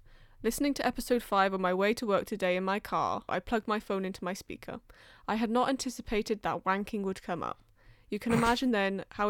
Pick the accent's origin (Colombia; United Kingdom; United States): United Kingdom; London; accent: between Welsh and English; now in Wales; Well, I grew up in London and now I've lived in Wales, so I've just got like a twatish in between Welsh and English thing going on.